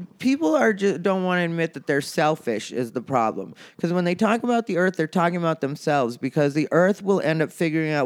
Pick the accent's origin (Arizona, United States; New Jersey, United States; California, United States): Arizona, United States; I'm from Arizona